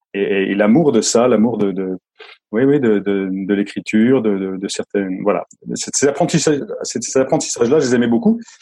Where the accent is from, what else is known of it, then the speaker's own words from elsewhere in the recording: Lorraine, Grand Est, France; je suis originaire de, je suis né en Lorraine, dans la, Lorraine sidérurgique